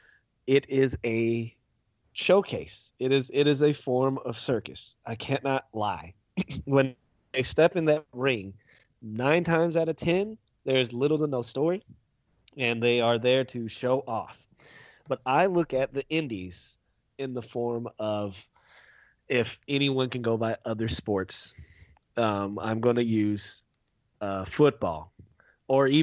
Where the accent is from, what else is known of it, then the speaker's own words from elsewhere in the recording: St. Petersburg, Florida, United States; I am from Tampa, Florida, St. Pete to be exact.